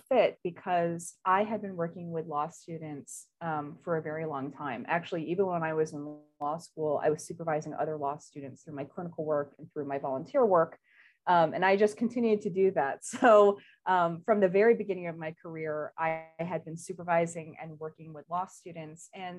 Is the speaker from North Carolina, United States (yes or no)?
no; New York, United States; So I'm originally from Northern New York. I'm an Army brat. My dad retired from the military.